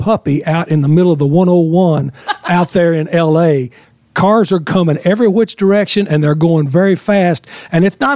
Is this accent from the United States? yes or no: yes; West Texas, United States; moved away; I grew up in West Texas, so I was done football my whole life